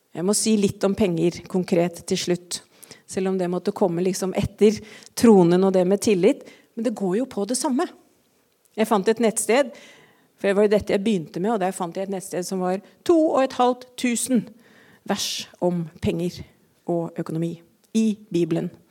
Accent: Eastern Norway, Norway; som østlending

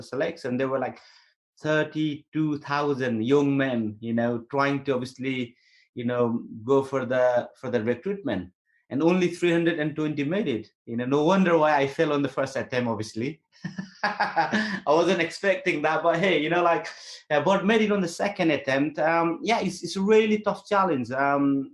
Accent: Nepal; moved away as an adult; I'm born in Nepal, but I was raised in the British military.

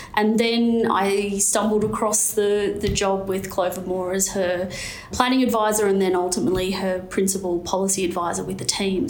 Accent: Newcastle, New South Wales, Australia; growing up in, in Newcastle

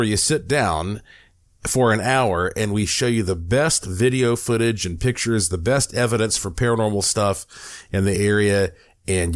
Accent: Asheville, North Carolina, United States; moved away as an adult; also born or lived in Puerto Rico; now in Las Vegas, United States; That's my home city. You know, I was born there in Asheville

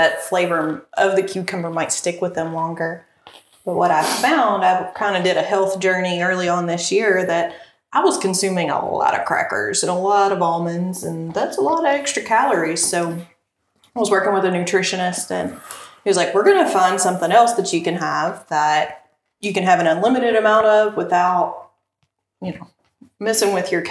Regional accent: Casey County, Kentucky, United States; I grew up in Casey County

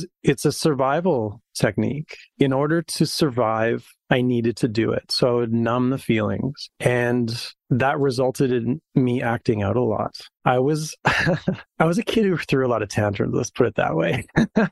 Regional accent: Saskatoon, Saskatchewan, Canada; I grew up in Saskatoon. So it's a prairie town, similar to Montana

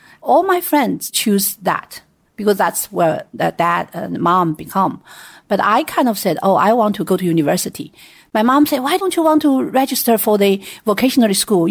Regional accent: Sichuan, China; I was born and raised in Sichuan province

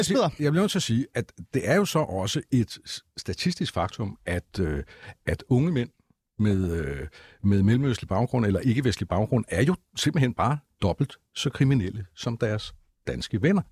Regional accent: Copenhagen, Capital Region of Denmark, Denmark; som københavner

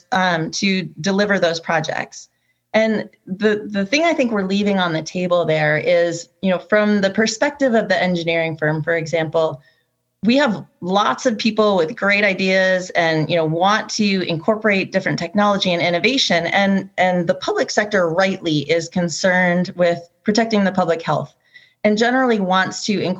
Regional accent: New Hampshire, United States; I grew up in New Hampshire

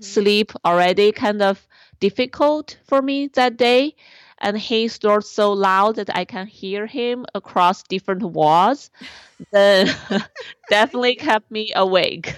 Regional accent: China; born or raised there; moved away

